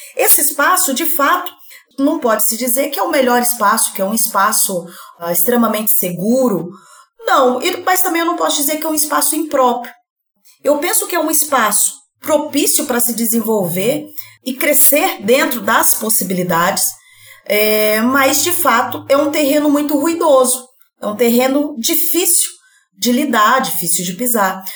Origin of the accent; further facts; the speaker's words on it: Colorado do Oeste, Rondônia, Brazil; moved away as an adult; now in Cáceres, Brazil; Eu sou de Rondônia, interior de Rondônia, Colorado do Oeste, e vim aqui residir é, em Cáceres.